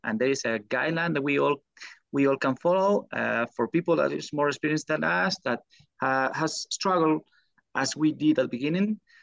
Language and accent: English; Spain; English is a second language; moved away as an adult; now in United States; I come from Spain